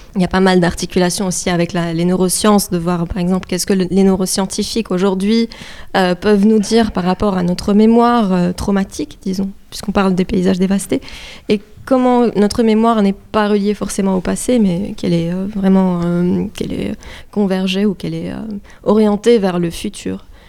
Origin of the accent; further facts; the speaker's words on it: Lebanon; moved away; je suis libanaise d'origine, donc je viens aussi d'un pays qui a vécu beaucoup de, de, guerres